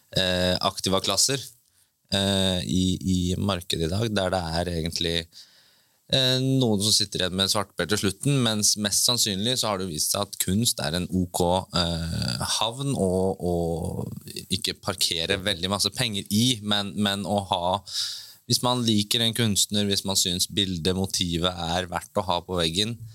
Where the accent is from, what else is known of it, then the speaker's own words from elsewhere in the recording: Bø, Vestfold og Telemark, Norway; jeg fra Bø, så da er det jo veldig nærliggende å jobbe i sommerland